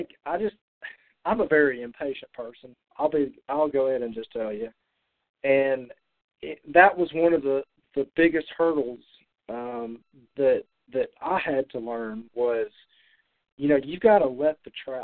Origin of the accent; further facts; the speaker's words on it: Alabama, United States; now in Tennessee, United States; I'm not originally from Tennessee. I'm an Alabama boy. And so when I moved to Tennessee